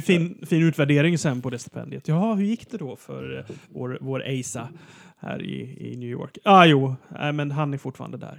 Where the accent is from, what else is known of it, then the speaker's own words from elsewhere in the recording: Växjö, Kronoberg County, Sweden; jag är från Småland